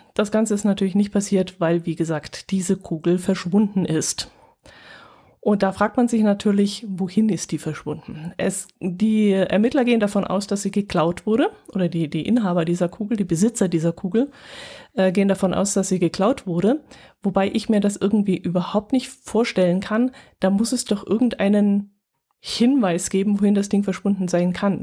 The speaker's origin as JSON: {"language": "German", "country": "Germany", "said": "bei uns in Deutschland"}